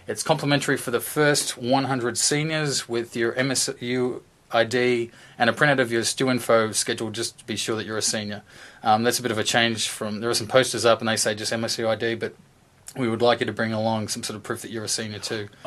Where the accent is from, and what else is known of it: Australia; born or raised there; moved away as an adult; now in Michigan, United States